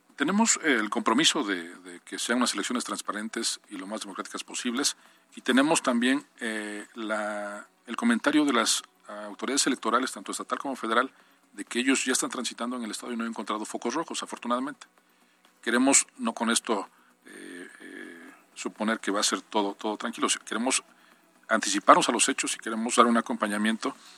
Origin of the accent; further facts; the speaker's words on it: Acatzingo, Puebla, Mexico; como somos de la región, en mi caso soy de Acatzingo